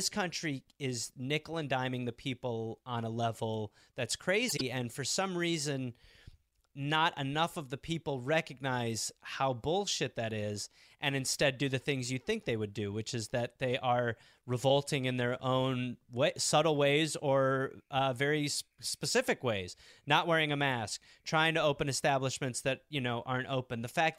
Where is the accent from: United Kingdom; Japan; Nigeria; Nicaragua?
United Kingdom; England; I had to go to the dentist because I'm English.